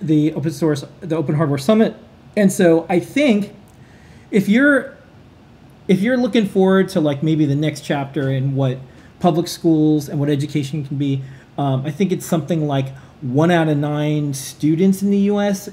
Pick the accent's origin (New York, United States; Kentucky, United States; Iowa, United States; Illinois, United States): New York, United States; New York City; we're New Yorkers